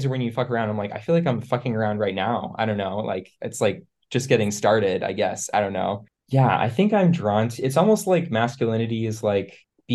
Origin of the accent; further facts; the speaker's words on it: East Coast, United States; moved away as an adult; now in San Francisco, United States; I live in San Francisco. I grew up on the East Coast, but I've been out here for about 5 years now.